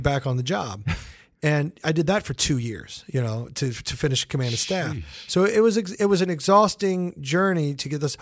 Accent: Kansas City, United States; moved away; Kansas City is a great town. It's my hometown

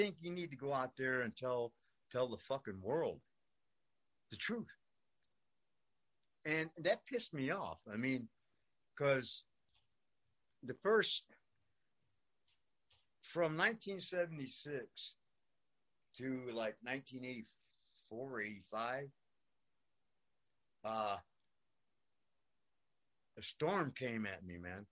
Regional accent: New York City, New York, United States; I grew up in New York. I grew up in Brooklyn, New York.

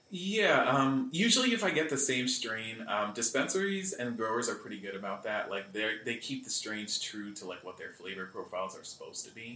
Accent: Greenwood Lake, New York, United States; also born or lived in Bronx, New York; I was born in the Bronx, but I moved to Greenwood Lake. I was four.

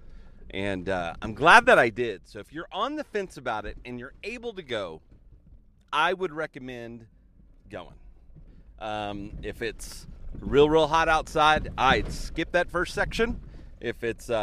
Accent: Oklahoma, United States; I'm from Oklahoma

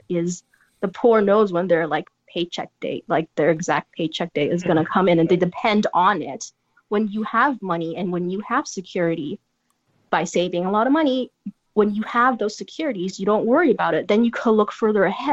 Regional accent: San Francisco, California, United States; I come from San Francisco

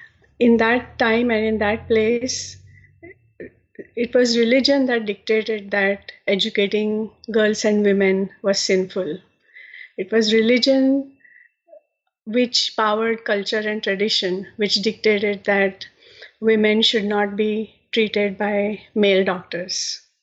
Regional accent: India; moved away as an adult; now in United States; I had known the story that my book tells as a girl growing up in India

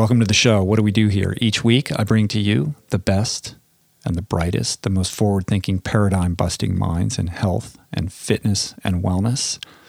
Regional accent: Washington, District of Columbia, United States; So anyway, like I said, I'm in DC. Back home, I grew up here, my hometown, and it was great to go down to the DC Veg Fest.

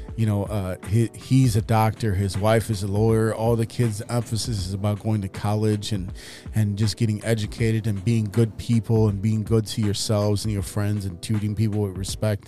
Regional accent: Chicago, Illinois, United States; I am from Chicago

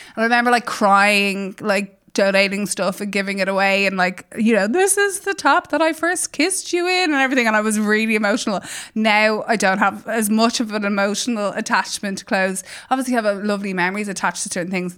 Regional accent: Ireland; as Irish people

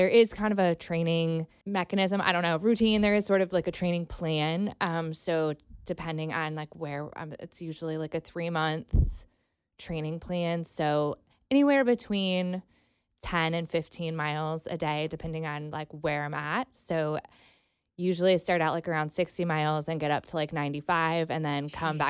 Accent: Mansfield, Ohio, United States; now in Cincinnati, United States; No. Mansfield, Ohio.

